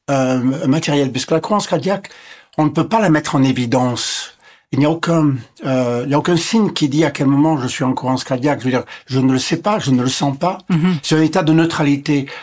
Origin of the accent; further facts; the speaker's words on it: Ontario, Canada; born there; first language English; French is a second language; Je suis anglophone. Je suis né près de Toronto. Et donc, je suis anglophone de naissance. Et donc, l'anglais est ma langue maternelle.